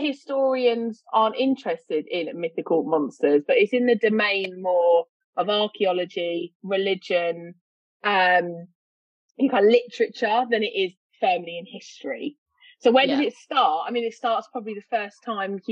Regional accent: London, United Kingdom; accent: East London; moved away; I don't live in London anymore, but the accent is from East London. It's from Walthamstow

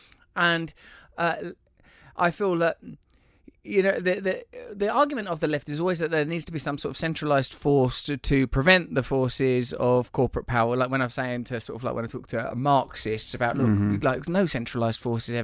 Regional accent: England, United Kingdom; I'm English, so I don't spend any time around African American people, you know, like at all.

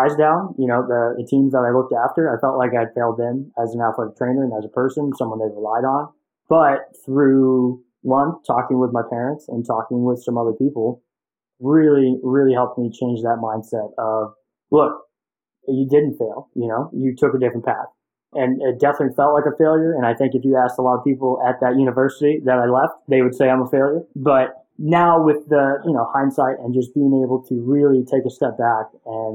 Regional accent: Nashville, Tennessee, United States; moved away as an adult; also born or lived in Cincinnati, Ohio; I was born and raised in Nashville, Tennessee, and, you know, grew up there, went to high school there

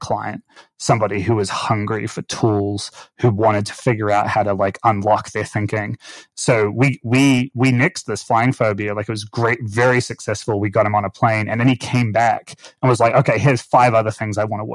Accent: Auckland, New Zealand; moved away; I grew up in Auckland, New Zealand

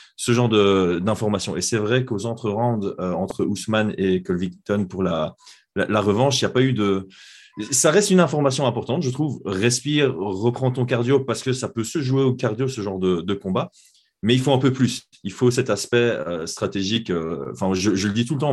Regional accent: Belgium; chez nous en Belgique

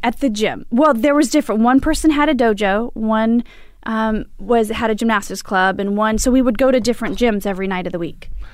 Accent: Imperial Valley, California, United States; moved away as an adult; now in Los Angeles, United States; I grew up, uh, in Linda of San Diego in the desert, Imperial Valley.

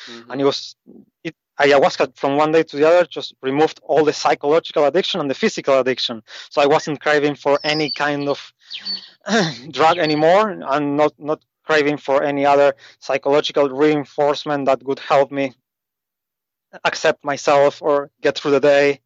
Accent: Argentina; moved away as an adult; also born or lived in Asia; I grew up in South America, in Argentina

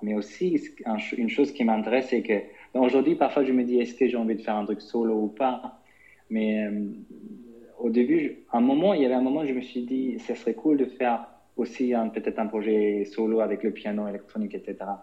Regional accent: London, United Kingdom; moved away as an adult; also born or lived in Germany; je suis né en Allemagne, et j'ai grandi là-bas jusqu'à 10 ans, et puis après, j'ai, avec ma famille, on est déménagé, on est en Angleterre, à Londres, où j'ai fait toutes ma, mes études, etc., donc jusqu'à 25 ans

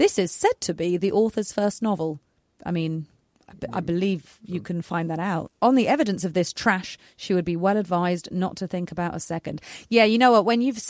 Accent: North Carolina, United States; born there; And I was born in North Carolina. It's a pretty big state.

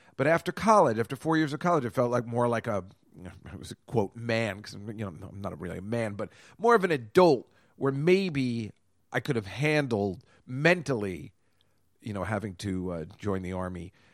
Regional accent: Edison, New Jersey, United States; now in New York, United States; We're both from Edison

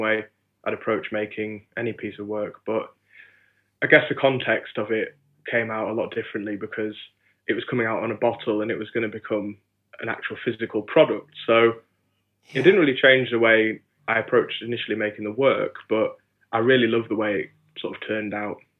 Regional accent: Hebden Bridge, Yorkshire and the Humber, United Kingdom; I grew up in West Yorkshire in a lovely small town called Hebden Bridge.

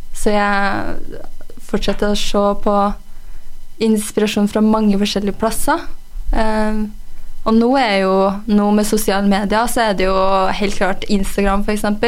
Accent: Røros, Trøndelag, Norway; jeg er jo fra Røros. Jeg er oppvokst her

